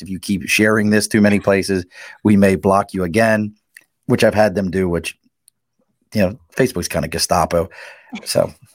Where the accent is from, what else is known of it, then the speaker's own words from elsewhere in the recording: Dundalk, Maryland, United States; accent: Baltimore; moved away; also born or lived in Philadelphia; I grew up in Dundalk